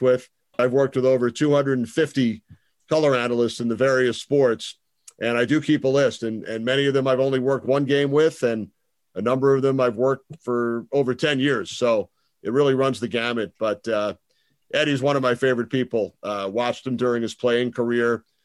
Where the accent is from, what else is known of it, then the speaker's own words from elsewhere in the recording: Long Island, New York, United States; When I was growing up on Long Island, I was a huge hockey fan